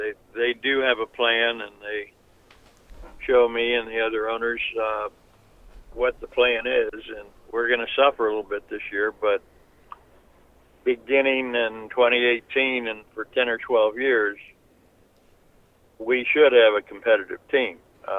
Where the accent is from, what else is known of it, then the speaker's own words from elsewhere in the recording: Cincinnati, Ohio, United States; moved away as an adult; now in Philadelphia, United States; I grew up in Cincinnati where they always sold out.